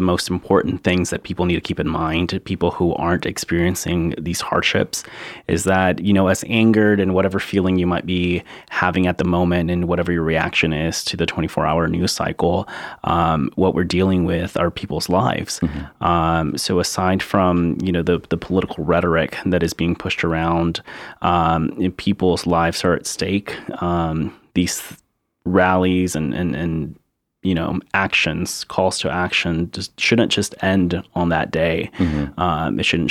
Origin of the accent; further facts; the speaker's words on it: Charleston, South Carolina, United States; also born or lived in Mexico; I am a Mexican-born Charleston native. I like to say I've been here all my life, so I grew up here in Charleston.